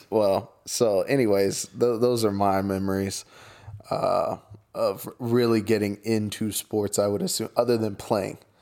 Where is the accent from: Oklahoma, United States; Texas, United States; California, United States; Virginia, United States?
Oklahoma, United States; I'm from Oklahoma